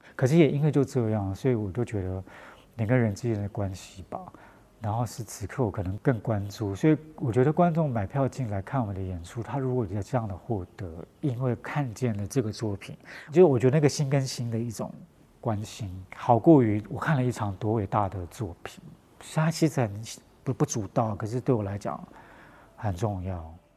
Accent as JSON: {"language": "Chinese", "region": "Paiwan area, southern Taiwan", "country": "Taiwan", "said": "我明明是排湾族"}